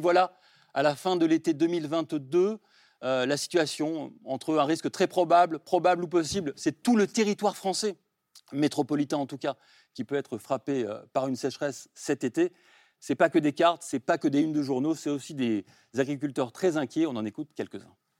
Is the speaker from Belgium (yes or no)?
no; France; chez nous en France